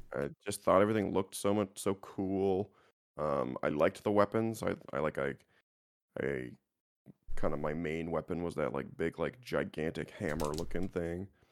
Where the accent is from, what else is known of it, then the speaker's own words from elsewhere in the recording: Canada; I'm just a Canadian kid